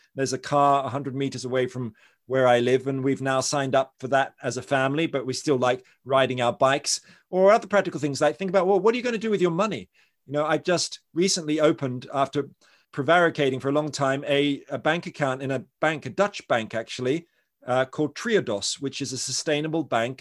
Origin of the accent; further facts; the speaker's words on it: Australia; I'm from Australia